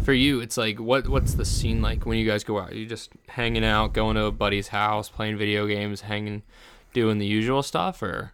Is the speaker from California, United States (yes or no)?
no; New Jersey, United States; moved away; I come from New Jersey